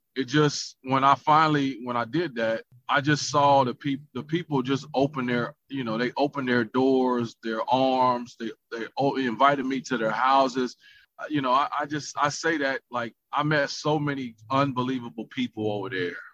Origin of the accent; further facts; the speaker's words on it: United States; moved away; as the American back then